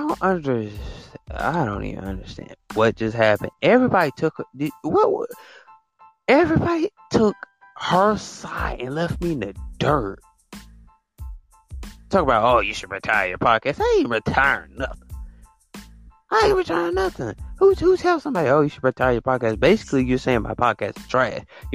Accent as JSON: {"language": "English", "region": "Alabama", "country": "United States"}